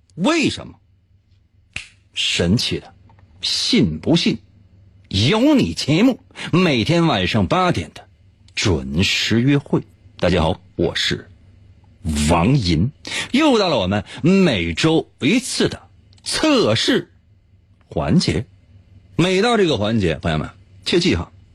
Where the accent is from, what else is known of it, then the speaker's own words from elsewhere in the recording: Liaoning, China; 今天咱说一个咱辽宁的老乡